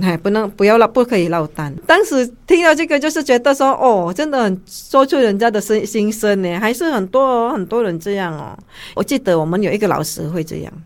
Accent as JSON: {"language": "Chinese", "country": "Indonesia", "moved": "as an adult", "lives_now": "Taiwan", "said": "我们印尼人比较爱国"}